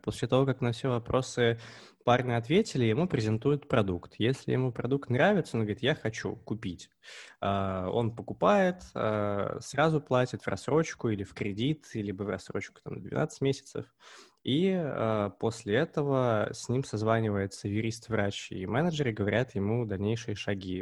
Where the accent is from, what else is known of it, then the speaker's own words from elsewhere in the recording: Omsk, Omsk Oblast, Russia; я родом из Омска